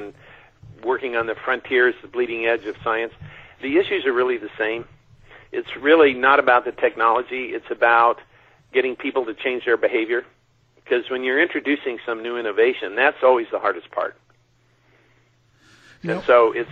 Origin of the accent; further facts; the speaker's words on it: China Lake, California, United States; I grew up out in China Lake, 3 hours north of here in the Mojave Desert